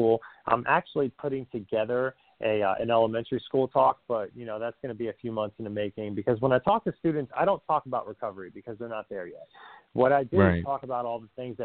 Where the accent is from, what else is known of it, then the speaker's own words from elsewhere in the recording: New Jersey, United States; I'm an Italian from Jersey